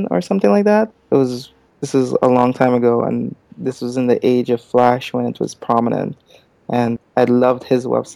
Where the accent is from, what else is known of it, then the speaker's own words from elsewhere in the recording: Guyana; moved away; I'm from Guyana, so it's a small country in South America